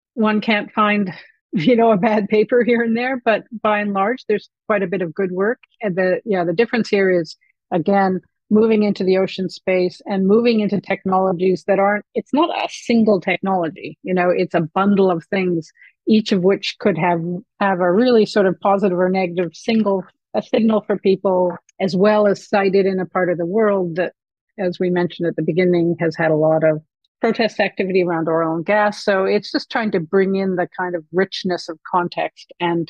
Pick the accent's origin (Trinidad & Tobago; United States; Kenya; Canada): Canada; to me being very Canadian.